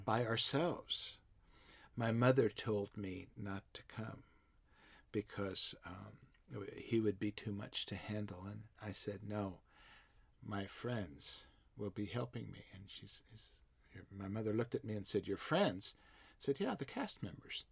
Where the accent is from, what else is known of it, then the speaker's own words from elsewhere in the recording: Ellis, Kansas, United States; moved away; also born or lived in Walt Disney World, Florida; my hometown in West Central Kansas